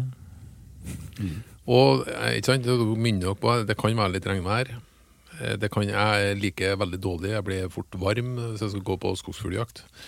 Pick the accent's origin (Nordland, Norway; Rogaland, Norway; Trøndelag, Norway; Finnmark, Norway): Trøndelag, Norway; jeg er jo fra Trøndelag